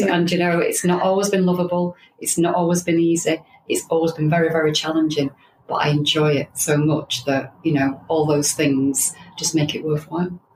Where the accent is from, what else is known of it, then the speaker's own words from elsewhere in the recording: Manchester, North West England, United Kingdom; also born or lived in Blackpool / Preston; I was born in Manchester. My parents moved from Manchester to Blackpool because my dad's job took him to Blackpool.